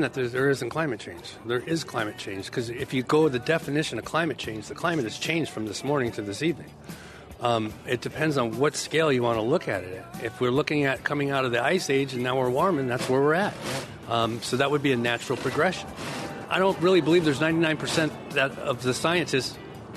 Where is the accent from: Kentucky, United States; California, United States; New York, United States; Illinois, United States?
California, United States; Los Angeles; now in San Leandro, United States; I'm from Los Angeles, California